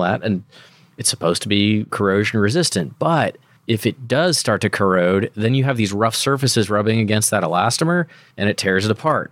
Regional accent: United States; as an American

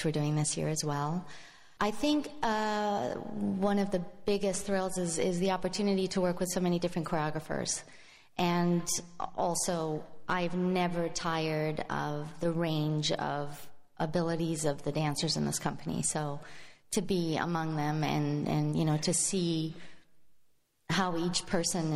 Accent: Madrid, Community of Madrid, Spain; now in San Francisco, United States; I was born and raised in Spain, in Madrid, Spain

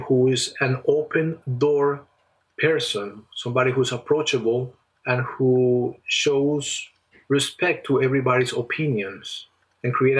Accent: Colombia; moved away as an adult; I have a family member who used to work in my home country in Colombia

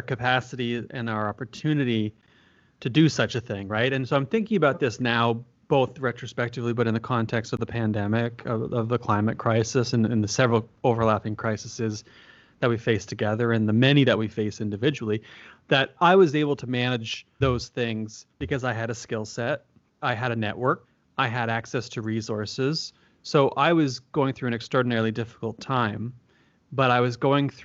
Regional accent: Peterborough, Ontario, Canada; also born or lived in British Columbia; I moved back from British Columbia, where I was doing my PhD, back home to Peterborough, where everyone in my family was ill

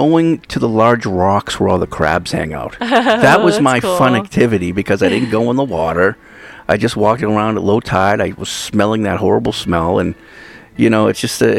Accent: East Coast, United States; now in Hawaii, United States; growing up on the East Coast

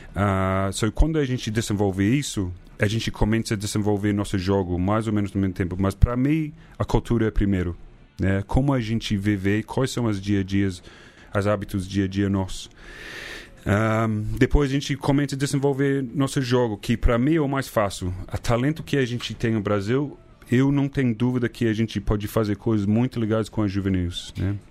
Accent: New Zealand; Portuguese is a second language; moved away as an adult; also born or lived in Christchurch; now in Brazil; eu fui para Nova Zelândia, porque é minha terra

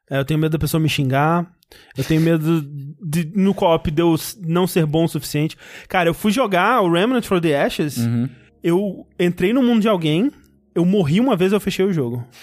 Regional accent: Coronel Fabriciano, Minas Gerais, Brazil; now in Belo Horizonte, Brazil; Tenho 24 anos, atualmente moro em BH, mas sou de Coronel Fabriciano.

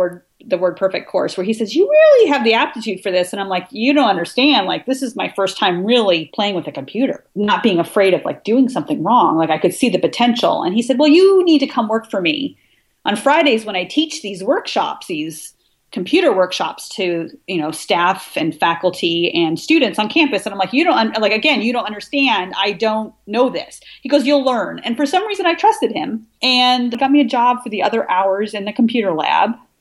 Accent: Washington, United States; moved away as an adult; also born or lived in Michigan / New York; I moved from Michigan back to Washington State, which is my home state

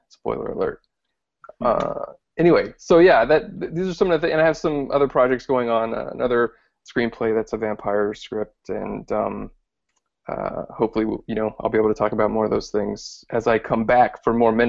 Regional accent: Louisiana, United States; I'm from Louisiana, and went to LSU with Kyle and Brady

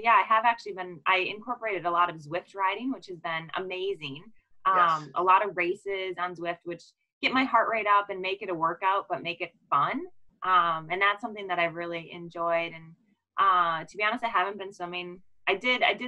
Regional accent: Waukesha, Wisconsin, United States; We're actually both from Waukesha

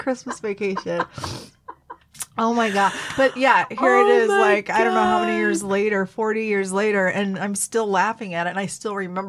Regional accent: the South, United States; moved away; I grew up in the South

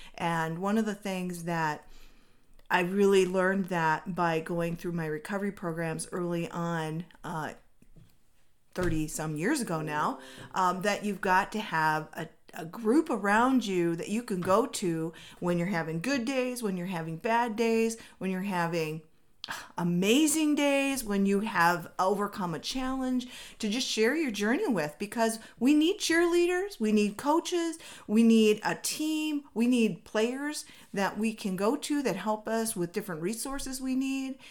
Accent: Minnesota, United States; now in Arizona, United States; I come from Minnesota where it rains, like, all the time

